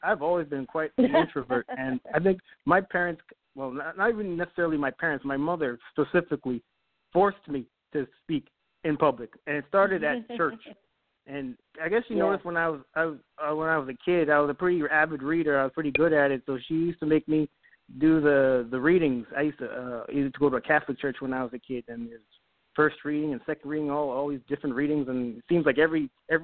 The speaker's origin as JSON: {"language": "English", "town": "Brampton", "region": "Ontario", "country": "Canada", "moved": "as an adult", "lives_now": "San Diego, United States", "said": "I'm from Brampton"}